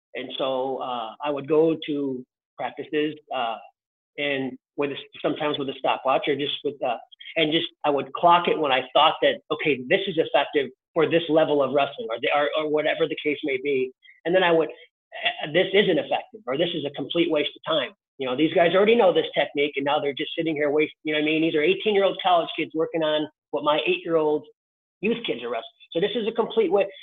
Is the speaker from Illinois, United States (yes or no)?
yes; Chicago, Illinois, United States; my dad was a Chicago cop, so we lived in the south side of Chicago